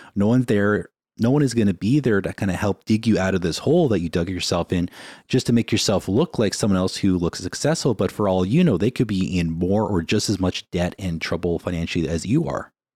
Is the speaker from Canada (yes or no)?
yes; Winnipeg, Manitoba, Canada; now in Vancouver, Canada; when we grew up in Winnipeg